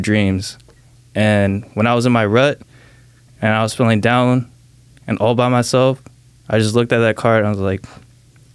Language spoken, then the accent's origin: English; Salem, Oregon, United States; also born or lived in Saipan; I was born in Saipan, which is a small island out in the Pacific Ocean. And I was living there till I was around 5 or 6. And I moved out here to Salem, Oregon, ever since then, man. And I've been living here from 6